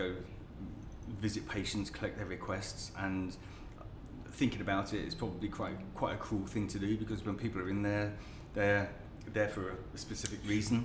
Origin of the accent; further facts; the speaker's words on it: London, United Kingdom; moved away as an adult; I was born in northwest London. I was born in Kingsbury, northwest London.